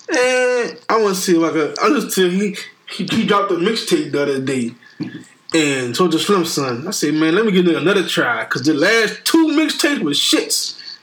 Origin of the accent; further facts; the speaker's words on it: New Orleans, Louisiana, United States; I'm from New Orleans